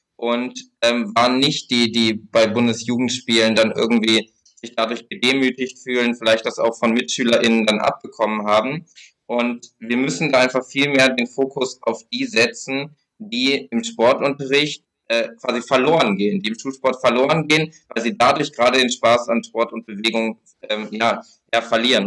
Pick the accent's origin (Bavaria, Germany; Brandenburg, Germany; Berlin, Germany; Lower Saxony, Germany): Lower Saxony, Germany; bei mir in Niedersachsen, wo ich herkomme